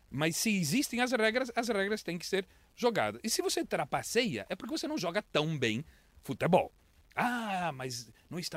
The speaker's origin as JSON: {"language": "Portuguese", "town": "Londrina", "region": "Paraná", "country": "Brazil", "tie": "born or raised there", "said": "E eu cresci em Londrina e eu adoro o cupim."}